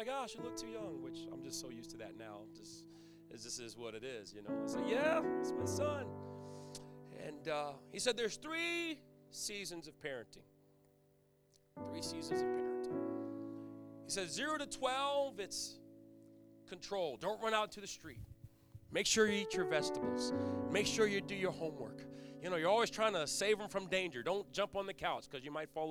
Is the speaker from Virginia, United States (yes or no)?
yes; Virginia Beach, Virginia, United States; moved away as an adult; now in Connecticut, United States; I'm from Virginia Beach area.